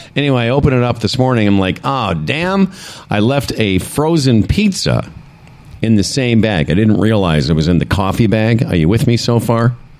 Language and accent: English; Western Canada, Canada; now in Ontario, Canada; We're from Western Canada.